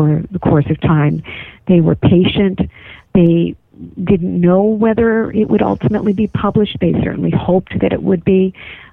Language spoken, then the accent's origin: English; East Coast, United States; I was raised on the East Coast